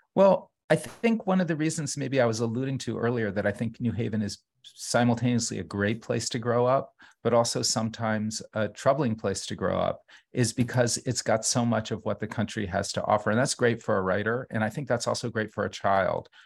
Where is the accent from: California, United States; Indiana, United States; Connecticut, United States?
Connecticut, United States; New Haven; moved away as an adult; also born or lived in Brooklyn; now in New Haven, United States; growing up in New Haven